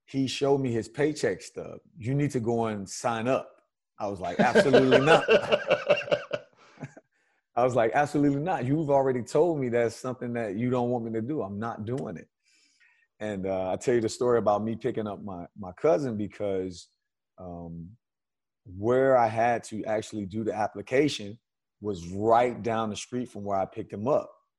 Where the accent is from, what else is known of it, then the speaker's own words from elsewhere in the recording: Miami, Florida, United States; growing up in Miami